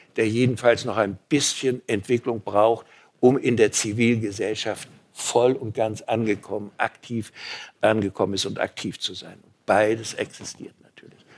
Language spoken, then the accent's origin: German; Mecklenburg-Vorpommern, Germany; Erstens bin ich Mecklenburger